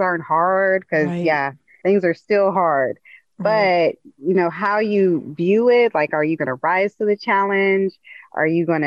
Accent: Oklahoma, United States; moved away as an adult; now in Bay Area, United States; I'm originally from Oklahoma, and I moved out to the Bay Area for residency for pediatrics

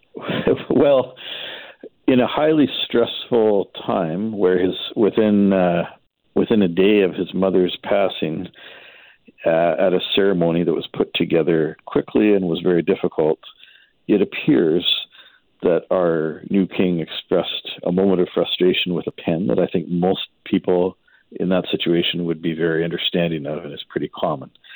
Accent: British Columbia, Canada; a supporter of the monarchy my whole life growing up in British Columbia

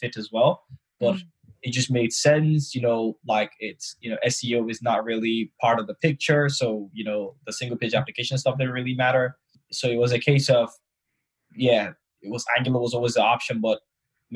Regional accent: Nigeria; now in London, United Kingdom; I am known as the Nigerian that lives in England.

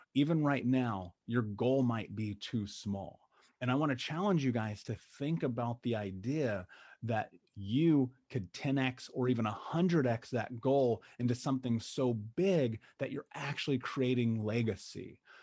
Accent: United States; I grew up in America and we were so poor they turned our water off

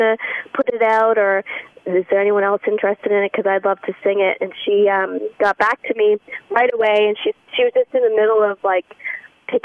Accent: Ottawa, Ontario, Canada; my hometown, Ottawa

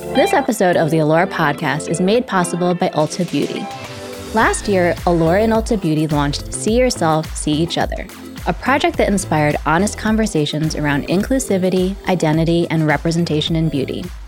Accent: Connecticut, United States; I grew up mostly in Connecticut in a town that was completely not diverse.

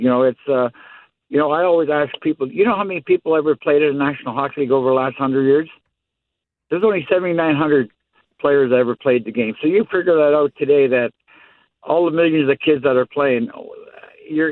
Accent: Riverton, Manitoba, Canada; born or raised there; moved away

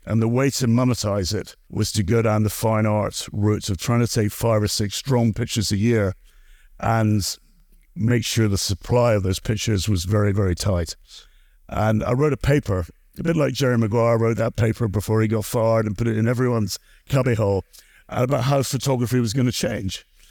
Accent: Glasgow, Scotland, United Kingdom; I'm from Glasgow in Scotland

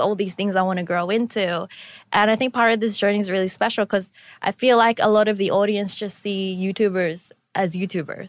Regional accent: Australia; growing up in Australia as a Chinese girl

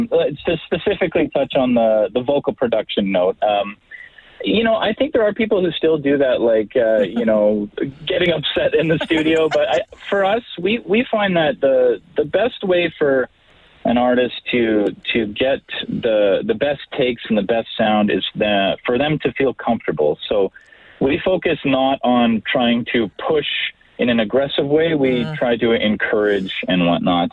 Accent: Edmonton, Alberta, Canada; I am born and raised in the Edmonton area

